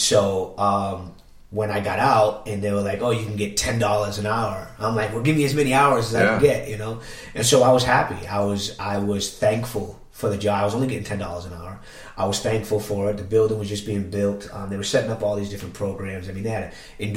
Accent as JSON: {"language": "English", "town": "Worcester", "region": "Massachusetts", "country": "United States", "tie": "born or raised there", "also_born_or_lived": "Boston", "moved": "as an adult", "said": "I grew up in Worcester, Massachusetts. I don't live in Worcester, Massachusetts. I moved away from all of it."}